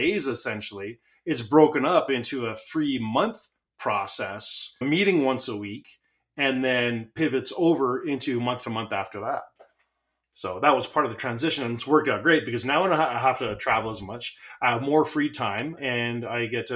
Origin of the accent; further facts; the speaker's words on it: Canada; I'm Canadian, so I say Z instead